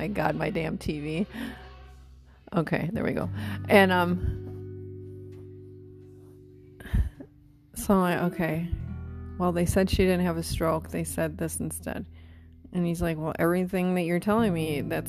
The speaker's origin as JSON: {"language": "English", "region": "Wisconsin", "country": "United States", "tie": "born or raised there", "moved": "yes", "said": "my parents are in Wisconsin. Okay, that's my home state."}